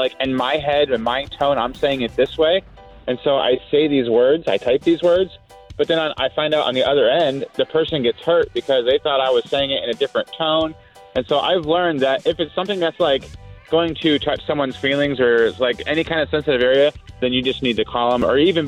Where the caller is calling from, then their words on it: Palm Bay, Florida, United States; calling from Palm Bay.